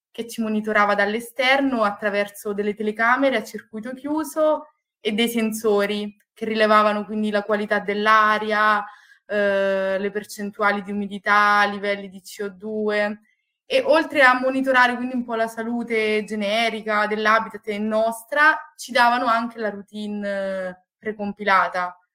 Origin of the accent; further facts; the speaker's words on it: Marche, Italy; now in Padua, Italy; vengo dalle Marche e sono un ingegnere biomedico, ho una laurea triennale all'Università di Pisa e poi mi sono trasferita a Padova per la magistrale